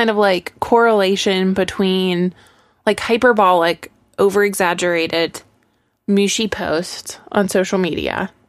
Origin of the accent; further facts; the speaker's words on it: United States; my egocentrism that's been perpetuated as an American.